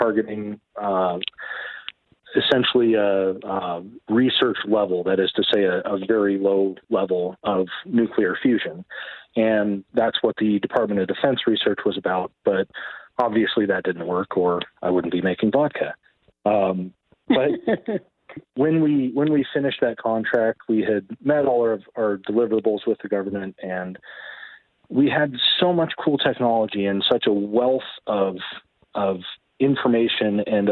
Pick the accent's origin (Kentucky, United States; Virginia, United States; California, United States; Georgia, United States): California, United States; Grass Valley; also born or lived in San Francisco Bay Area, California; I was born in the Bay Area and lived on the coast for a few years. And then when I was about 10 years old, we moved up to the Grass Valley area. I've been here ever since.